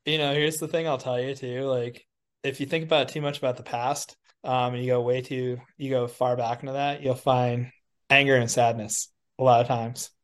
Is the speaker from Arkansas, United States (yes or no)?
no; Wisconsin, United States; I grew up with in Wisconsin